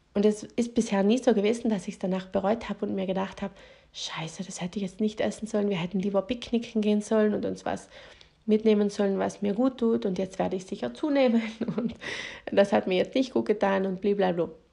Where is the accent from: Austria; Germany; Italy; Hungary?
Italy; South Tyrol, Trentino-Alto Adige; bei uns in Südtirol